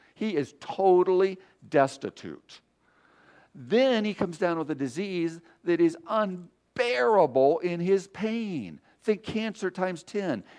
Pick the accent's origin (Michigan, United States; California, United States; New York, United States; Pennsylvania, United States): Michigan, United States; I'm from Michigan. We're surrounded by lakes